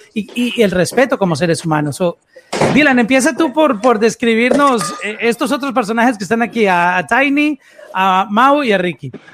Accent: Colombia; soy colombiano

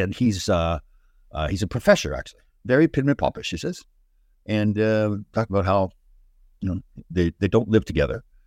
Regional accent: Canada; I'm from Canada

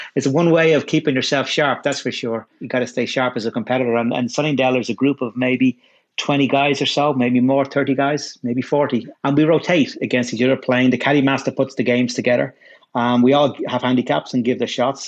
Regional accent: Dublin, Leinster, Ireland; I grew up in Ireland. Grew up in a suburb of Dublin

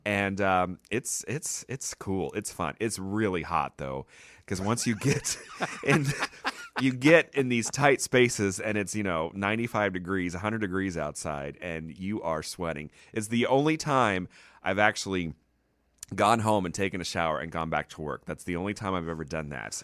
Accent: Dallas, Texas, United States; also born or lived in Richardson, Texas / Irving, Texas; now in Arlington, United States; I was born here in Dallas, born and in so Dallas. I have tons of family here

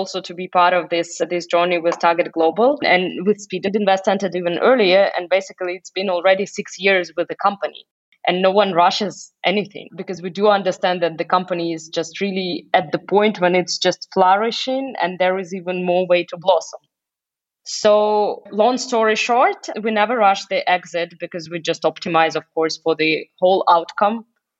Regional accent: Russia; now in Germany; I moved from Russia to Germany and travel across the globe and also work in very international environments.

